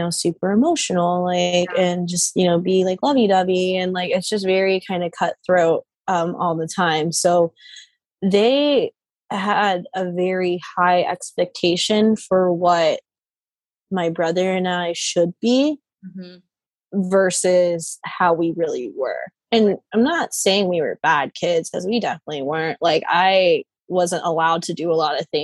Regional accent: United States; I was born here.

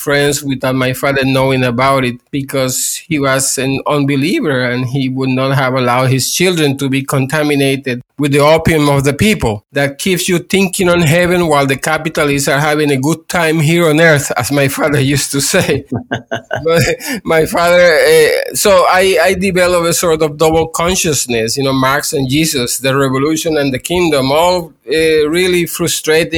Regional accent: Puerto Rico; I am from Puerto Rico, and I was born in the 1960s

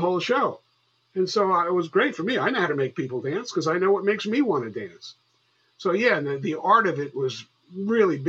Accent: White Plains, New York, United States; also born or lived in Bronx, New York; I'm from New York. I was born in the Bronx, and I was raised in White Plains.

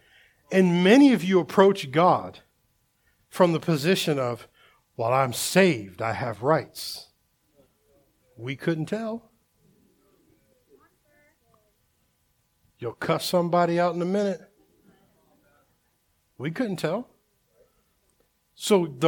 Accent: Delaware, United States; I grew up in Delaware, my last years of like high school and stuff like

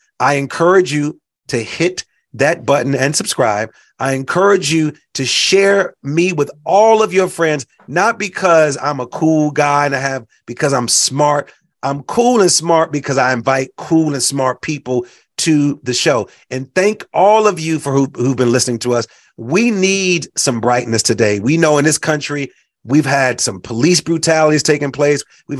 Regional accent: Chicago, Illinois, United States; also born or lived in Puerto Rico / Mexico; I've lived all over the country. For those that know, I grew up in Chicago, but also grew up in Puerto Rico and Mexico and traveled to Brazil and traveled to Haiti and Dominican Republic.

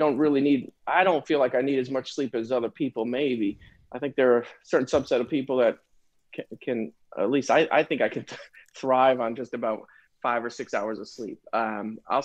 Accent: Connecticut, United States; moved away as an adult; now in New Orleans, United States; I was born up in the Northeast. I grew up in Connecticut, spent my whole life in the Northeast

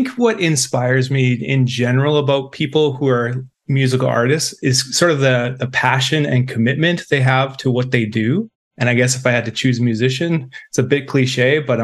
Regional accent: Saskatchewan, Canada; We are from Canada, right in the center, province called Saskatchewan.

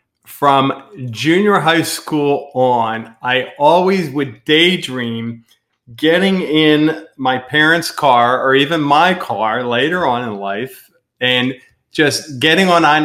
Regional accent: right outside of Philadelphia, Pennsylvania, United States; moved away as an adult; also born or lived in Southwest Florida; now in Florida, United States; We're from Pennsylvania, right outside of Philadelphia.

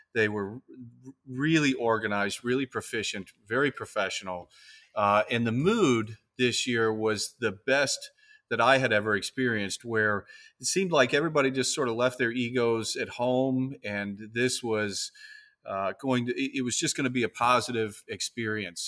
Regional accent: Key West, Florida, United States; I'm from the Keys, I'm from Key West

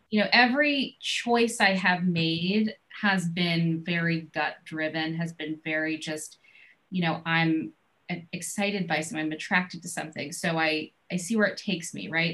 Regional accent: New York, United States; also born or lived in Boston; I'm from New York

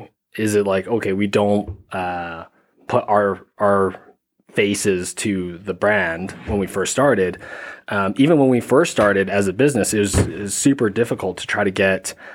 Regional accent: Calgary, Alberta, Canada; I grew up in Canada, yeah. Born and raised

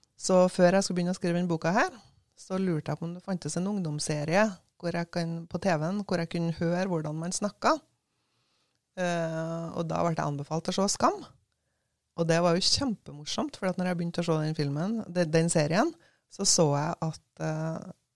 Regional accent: Levanger, Trøndelag, Norway; moved away as an adult; also born or lived in Bergen, Norway / Savannah, Georgia, United States; jeg var født og oppvokst på Levanger, men uh, da jeg var 18, så flytta jeg på meg

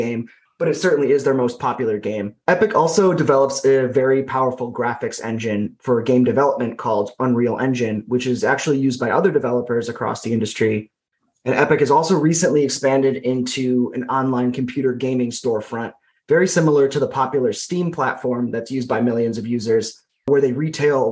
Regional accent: Buffalo, New York, United States; also born or lived in North Carolina; So I grew up in Buffalo, New York, and I attended the University at Buffalo for undergrad

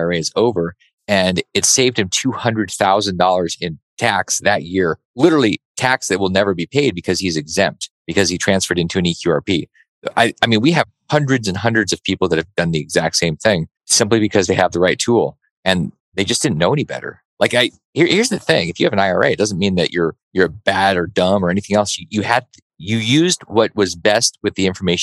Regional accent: Alaska, United States; I grew up in Alaska

